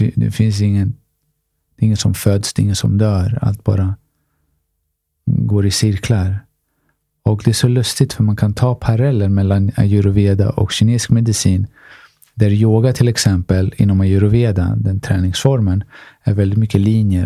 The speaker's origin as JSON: {"language": "Swedish", "town": "Stockholm", "region": "Stockholm County", "country": "Sweden", "said": "Jag är från Tensta, Rinkeby"}